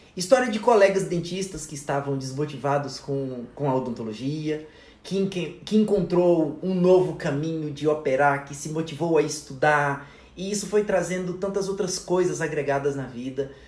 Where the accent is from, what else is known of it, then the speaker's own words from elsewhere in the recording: Taguatinga, Federal District, Brazil; also born or lived in Ceilândia / Corumbá, Mato Grosso do Sul; eu nasci é, no Distrito Federal, em Taguatinga, e cresci lá a vida inteira